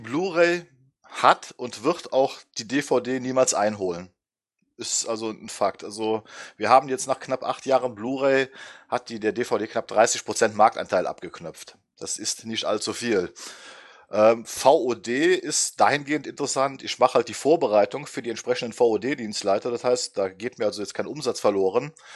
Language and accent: German; Düsseldorf, North Rhine-Westphalia, Germany; also born or lived in Oberwinter am Rhein; now in Oberwinter, Germany; Ähm, wohnhaft in Oberwinter am Rhein, in der Nähe von Bonn. Schon immer Rheinländer gewesen Gebürtig aus Düsseldorf